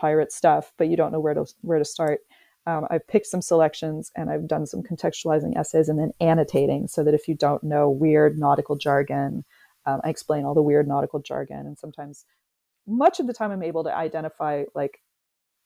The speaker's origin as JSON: {"language": "English", "town": "Houston", "region": "Texas", "country": "United States", "moved": "yes", "said": "I'm originally from Houston"}